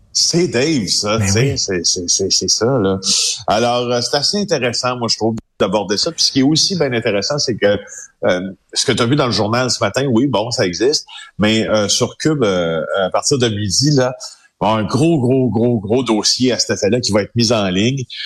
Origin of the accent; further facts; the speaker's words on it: the regions of Quebec, Canada; je viens des régions du Québec